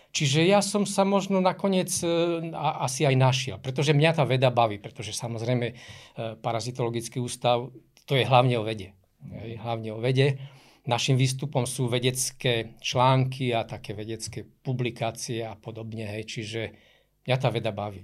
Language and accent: Slovak; Košice, Košice Region, Slovakia; keďže pochádzam z Košic, aj pracujem v Košiciach